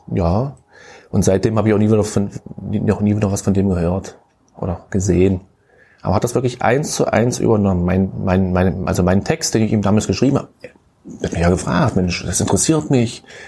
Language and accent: German; Köthen, Saxony-Anhalt, Germany; Also, also ich bin gebürtiger Köthen